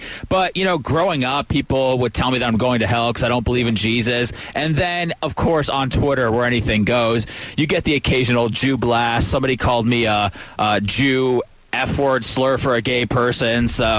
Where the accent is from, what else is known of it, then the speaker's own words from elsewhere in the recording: Orlando, Florida, United States; also born or lived in Chicago, Illinois / Tampa, Florida; I grew up probably in Orlando and in Tampa, and I've been in Tampa St. Pete for the last 20 years.